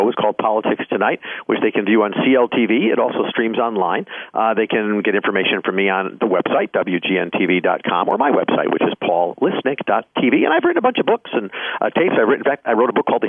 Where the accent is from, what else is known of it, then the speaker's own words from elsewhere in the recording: Chicago, Illinois, United States; growing up in the Chicagoland area